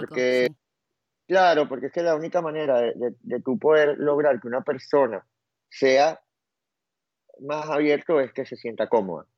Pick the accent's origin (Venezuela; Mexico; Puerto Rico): Venezuela; yo soy demasiado venezolano